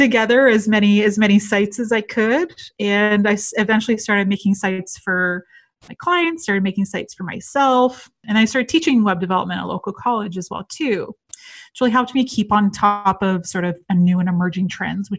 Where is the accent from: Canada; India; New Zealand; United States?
Canada; just outside Toronto, Ontario; I'm from Toronto, Canada. So I grew up just outside the city, but I live downtown Toronto now.